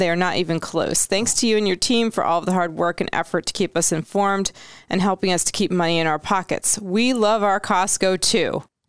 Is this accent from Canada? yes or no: yes; Canada; My only issue is I'm Canadian.